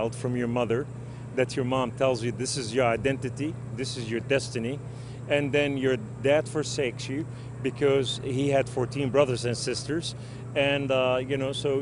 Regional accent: Beirut, Beirut Governorate, Lebanon; I was raised in Beirut, Lebanon, we were a poor family

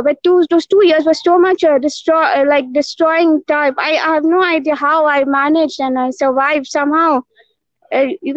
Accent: Goa, India; moved away as an adult; now in Mumbai, India; I was born in Goa, another state

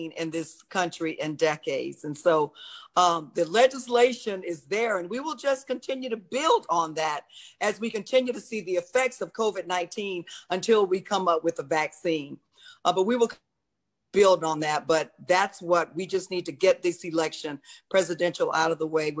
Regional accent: Florida, United States; I'm from Florida.

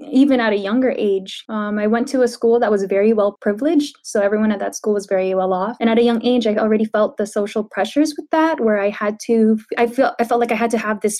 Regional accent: San Diego, California, United States; I grew up in San Diego, San Diego, California.

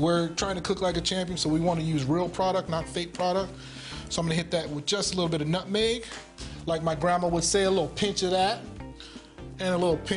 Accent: Louisiana, United States; I'm from Louisiana

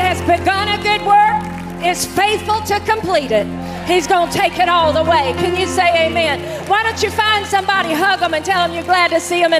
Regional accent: Louisiana, United States; now in Nashville, United States; Louisiana. Stand up, Louisiana. Let us welcome you. My home state.

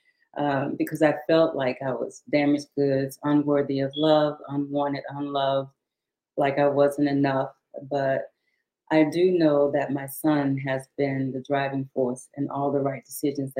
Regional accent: Shreveport, Louisiana, United States; also born or lived in Houston, Texas; I was born in 1956 in Houston, Texas, but my family moved back to their hometown after my dad retired from the military when I was 7 years old. So I was raised in Shreveport, Louisiana

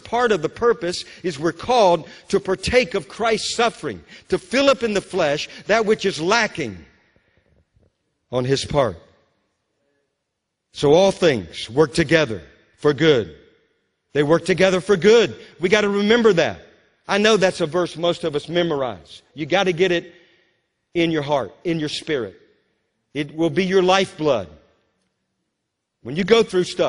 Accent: Louisiana, United States; When I was a young boy growing up in Louisiana

